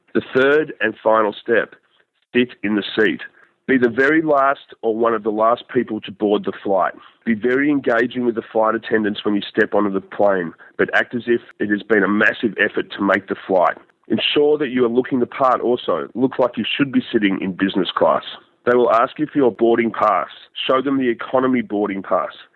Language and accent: English; Australia; I'm an Australian